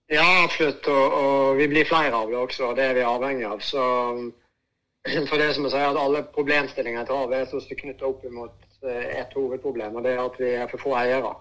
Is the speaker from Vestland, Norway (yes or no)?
yes; Voss, Vestland, Norway; also born or lived in Bergen; fra den tida jeg vokste opp og jeg er jo fra Vårstø